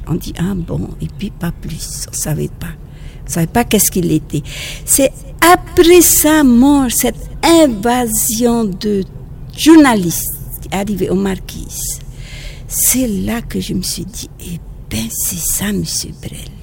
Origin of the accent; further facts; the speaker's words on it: French Polynesia; French is a second language; quelquefois je fais des fautes en français parce que je suis polynésienne. Alors, euh, quelquefois je fais des fautes, il faut être indulgent parce que c'est pas ma langue maternelle